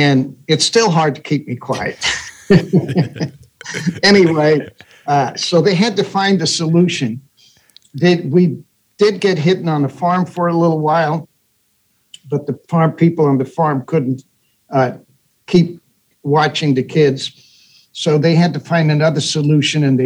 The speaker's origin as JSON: {"language": "English", "town": "Amsterdam", "region": "North Holland", "country": "Netherlands", "tie": "born or raised there", "said": "I was born in Amsterdam, Holland during the Second World War. And I lived on the Prinsengracht"}